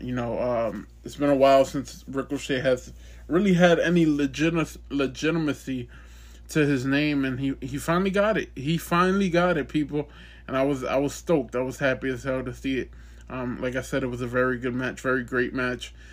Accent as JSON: {"language": "English", "region": "Ohio", "country": "United States", "said": "I'm from Ohio, but it's like two two and a half hours away from here"}